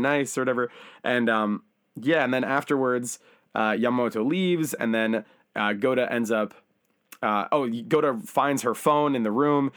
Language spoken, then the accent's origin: English; United States; now in Japan; I'm an American guy